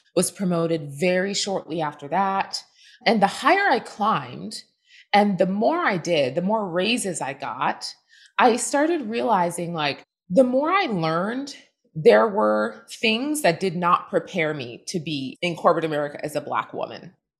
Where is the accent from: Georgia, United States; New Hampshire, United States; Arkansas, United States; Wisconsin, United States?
New Hampshire, United States; southern; also born or lived in Boston, Massachusetts; born in Boston. I grew up in southern New Hampshire, surrounded by woods